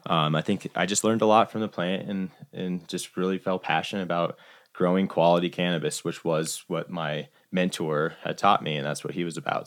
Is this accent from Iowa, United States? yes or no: yes; Iowa, United States; moved away as an adult; also born or lived in Summit County, Colorado; now in Colorado, United States; grew up in Iowa and my intention moving out to Colorado